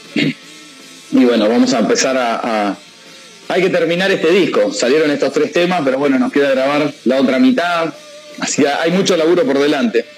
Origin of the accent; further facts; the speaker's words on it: Hurlingham, Buenos Aires Province, Argentina; somos los cuatro de Hurlingham